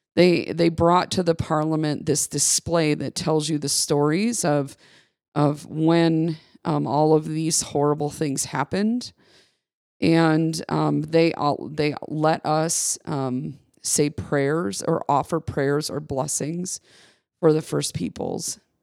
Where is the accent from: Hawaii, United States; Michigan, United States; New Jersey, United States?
Michigan, United States; I grew up in Michigan